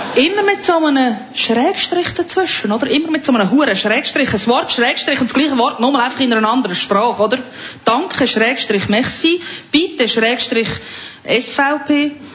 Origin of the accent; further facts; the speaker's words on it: lower Fricktal, Aargau, Switzerland; ich bin ja aus dem Aargau, genauer aus dem unteren Fricktal